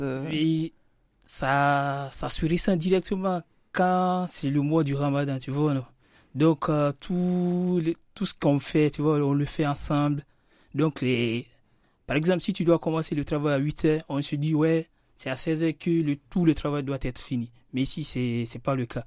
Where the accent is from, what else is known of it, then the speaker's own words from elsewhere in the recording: Guinea; moved away as an adult; now in France; je suis né en Guinée, j'ai passé beaucoup plus de temps là-bas.